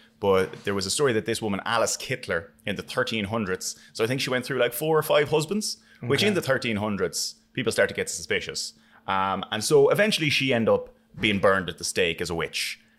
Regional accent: Wexford, Leinster, Ireland; I'm from Wexford, we're next door.

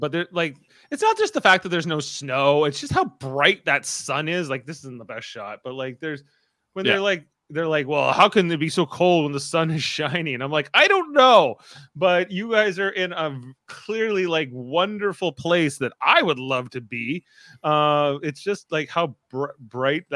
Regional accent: Canada; We're Canadians.

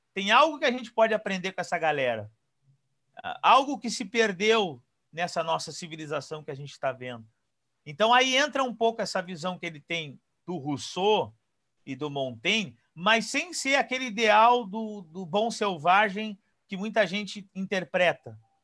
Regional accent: Porto Alegre, Rio Grande do Sul, Brazil; now in Pelotas, Brazil; eu sou natural de Porto Alegre.

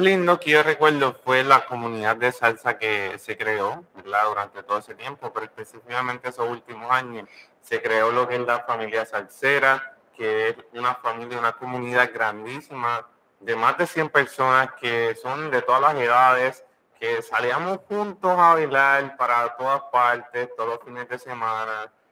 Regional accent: Puerto Rico; Mi madre es Cocola, somos puertorriqueños, nací cerca de Puerto Rico

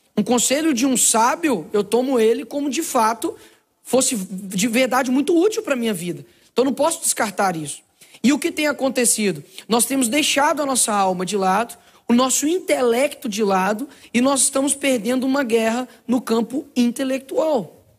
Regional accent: Belo Horizonte, Minas Gerais, Brazil; Eu nasci numa favela lá em Belo Horizonte chamado Cabana do Pai Tomás.

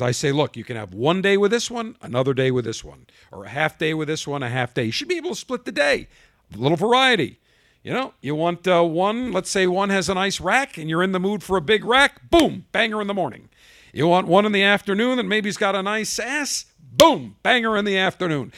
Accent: Buffalo, New York, United States; moved away; I'm from Buffalo originally

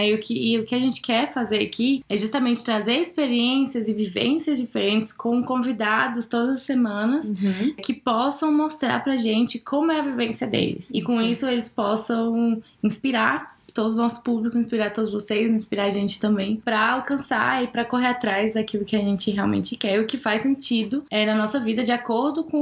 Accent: Brasília, Federal District, Brazil; eu sou de Brasília, nós somos de Brasília, na verdade, cresceu, a gente cresceu aqui e eu continuo morando aqui por enquanto.

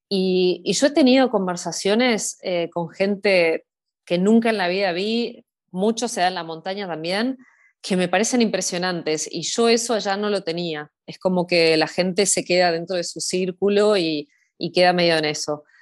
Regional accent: Buenos Aires, Argentina; accent: medio raro; also born or lived in Uruguay; Yo soy de Buenos Aires, pero tengo un acento medio raro porque viví muchos años en Uruguay, entonces este, eso le confunde, confunde a mucha gente. Em, así que sí, soy de Buenos Aires de capital.

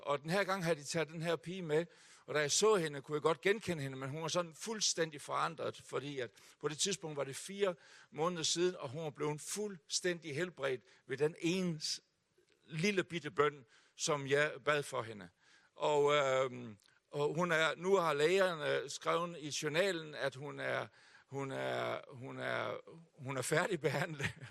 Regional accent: Hjørring, North Denmark Region, Denmark; also born or lived in Aalborg; jeg er født her i Aalborg. Uh, og vi boede her i tre år, inden min far, som var bagermester, havde købt et bageri oppe i Hjørring, så der er jeg vokset op

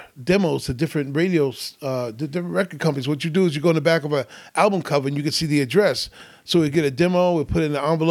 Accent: New York City, New York, United States; I'm from Hollis, Queens, the home of …, …

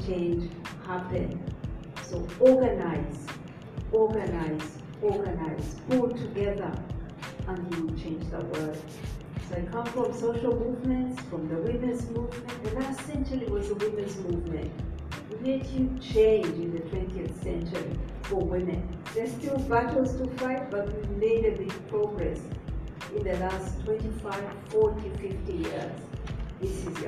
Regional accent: Uganda; I come from Uganda. That's in East Africa.

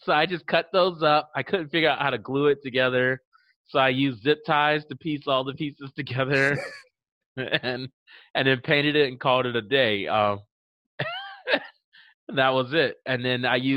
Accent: Miami, Florida, United States; also born or lived in Lake City, Florida; I grew up here. I've been here since I was 5 years old. Yeah. I'm originally from Lake City, Florida

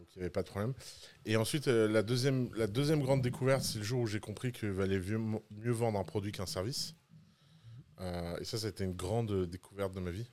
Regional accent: Tours, Centre-Val de Loire, France; also born or lived in Bordeaux; now in Dubai, United Arab Emirates; j'ai grandi à Tours

